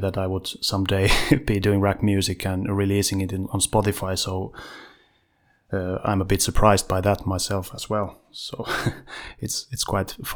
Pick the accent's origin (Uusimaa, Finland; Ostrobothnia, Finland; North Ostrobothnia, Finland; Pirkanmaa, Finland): Uusimaa, Finland; Vantaa; I'm from Western Vanta, ….